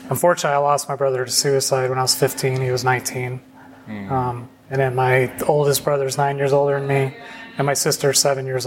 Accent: Phoenix, Arizona, United States; moved away as an adult; also born or lived in Salt Lake City, Utah; now in Savannah, United States; I was raised in Phoenix, Arizona. I moved there when I was 7. I was actually born in Salt Lake City, Utah

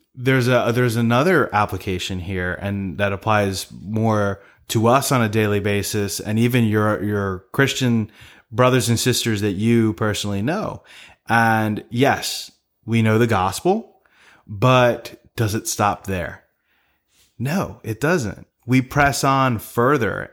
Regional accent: Maryland, United States; we're from Maryland

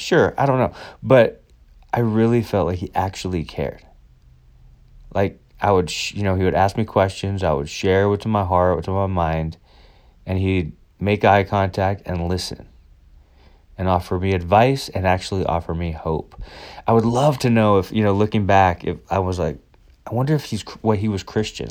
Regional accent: United States; I'm white and I'm American

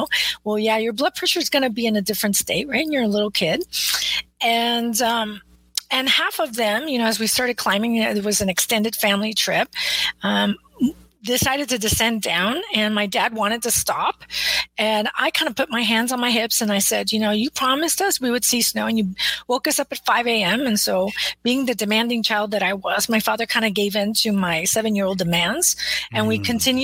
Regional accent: South Texas, United States; now in Austin, United States; I'm in Austin, Texas currently, but I grew up in South Texas.

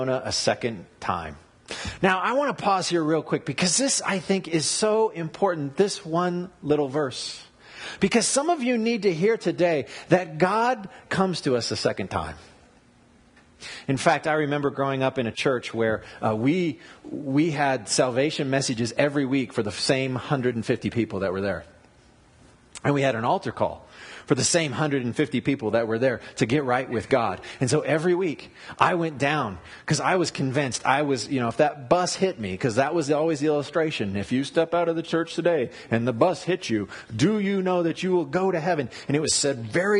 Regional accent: United States; as an American

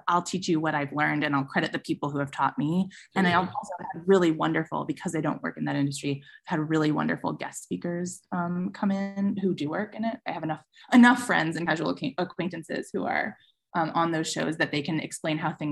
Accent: Chicago, Illinois, United States; growing up in Chicago, I used to go see TJ and Dave and stuff when I was a kid.

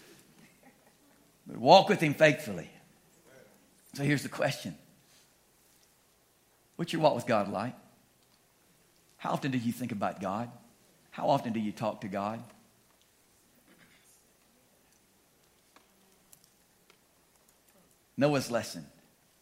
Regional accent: Louisiana, United States; moved away as an adult; also born or lived in Laramie, Wyoming; We're from Louisiana originally, but we were out there for about 7 years

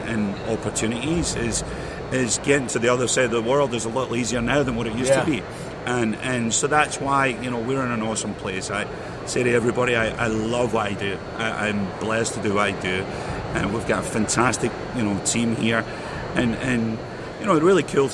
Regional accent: Glasgow, Scotland, United Kingdom; moved away; I grew up in Glasgow, Scotland. You know, I spent majority of my life there

